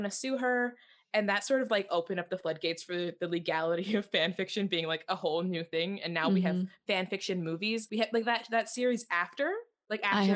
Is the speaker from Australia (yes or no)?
no; Canada; we're Canadian